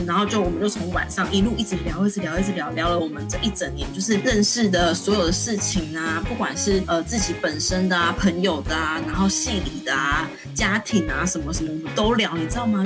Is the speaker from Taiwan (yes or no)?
yes; southern Taiwan, Taiwan; moved away as an adult; also born or lived in Taipei; 我是从南部来的，我又第一次上台北